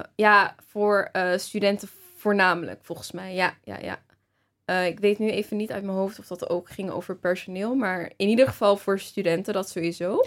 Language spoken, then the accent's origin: Dutch; Rotterdam, South Holland, Netherlands; moved away as an adult; also born or lived in Amsterdam; ik kom natuurlijk uit Rotterdam